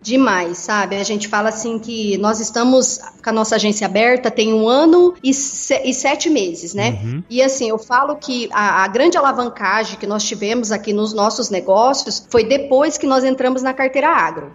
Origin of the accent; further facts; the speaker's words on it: Mato Grosso, Brazil; also born or lived in Rio Grande do Sul / São Gabriel do Oeste, Mato Grosso do Sul / Tangará da Serra, Mato Grosso; nasci no Rio Grande do Sul, uhum. fui criado uma parte no Mato Grosso do Sul e no Mato Grosso